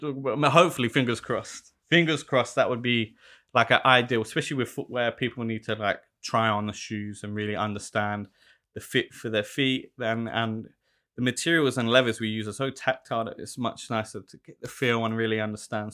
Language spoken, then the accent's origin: English; London, United Kingdom; moved away as an adult; now in Melbourne, Australia; growing up in South London